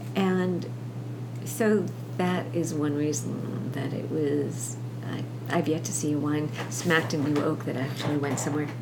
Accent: New York City, New York, United States; also born or lived in Long Island, New York; I grew up in Brooklyn and on, and on Long Island

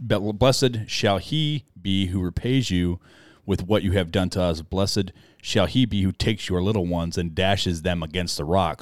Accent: United States; we grew up in American culture.

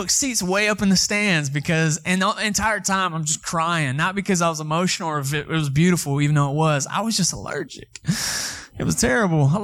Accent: Atlanta, Georgia, United States; now in Texas, United States; I'm from Atlanta, Georgia. I'm a city boy

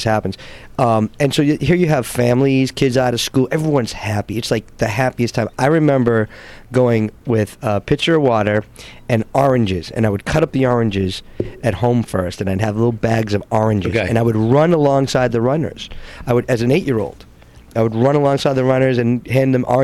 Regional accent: Framingham, Massachusetts, United States; moved away; I grew up in Framingham, 20 miles west of Boston

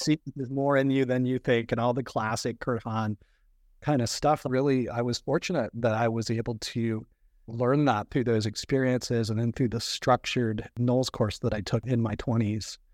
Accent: Virginia, United States; moved away as an adult; also born or lived in Florida; I grew up in Virginia and I grew up around boats on the Chesapeake Bay and the James River.

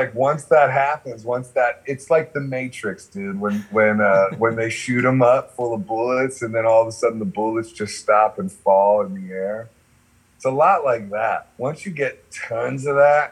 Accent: Akron, Ohio, United States; I'm from Akron

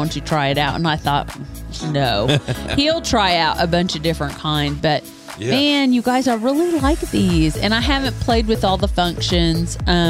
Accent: Kansas City, United States; we're from Kansas City area

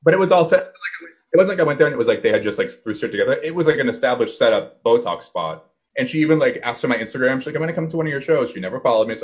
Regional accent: Boston, Massachusetts, United States; I'm from Boston

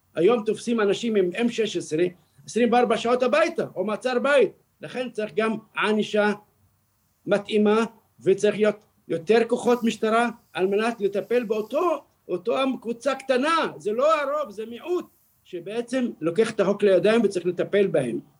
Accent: Beersheba, Southern District, Israel; סורוקה זה מקום בשבילנו, בשביל כל אזרח, הוא מקום קדוש, מקום שאנחנו נולדנו שם

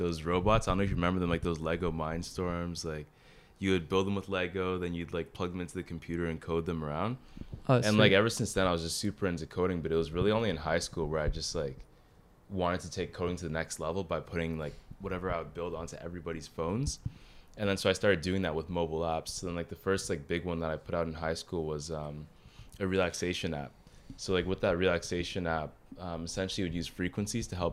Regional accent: Ottawa, Ontario, Canada; I'm also from Ottawa, Ontario, in Canada as well.

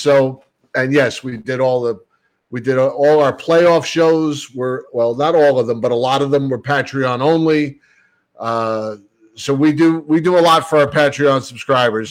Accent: Bayonne, New Jersey, United States; Growing up in Bayonne, we didn't have fireplaces, so the Yule log was all we had

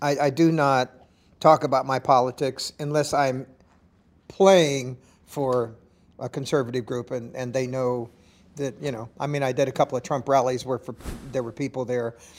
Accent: Los Angeles, California, United States; they don't know I'm from Los Angeles, they think I'm a hick

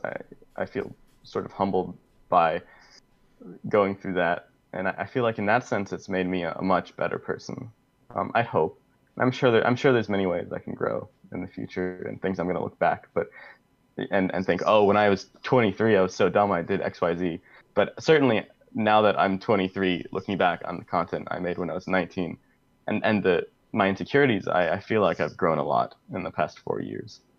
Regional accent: Columbia, South Carolina, United States; I'm from Columbia, South Carolina

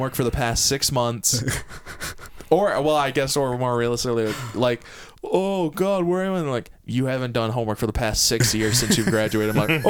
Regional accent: United States; We're from America.

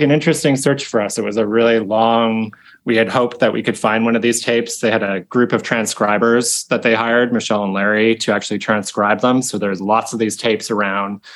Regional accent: Victoria, British Columbia, Canada; I grew up in Victoria

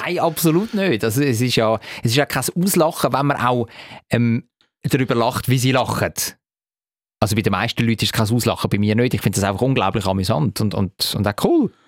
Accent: Zurich, Switzerland; hat mir natürlich als Zürcher sehr gefallen

